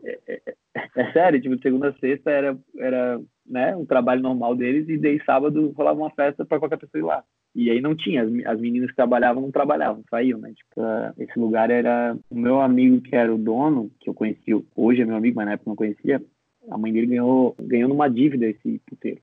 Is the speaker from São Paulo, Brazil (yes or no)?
no; Florianópolis, Santa Catarina, Brazil; also born or lived in Gold Coast, Australia; Eu sou aqui de Floripa, vivi praticamente a minha vida inteira aqui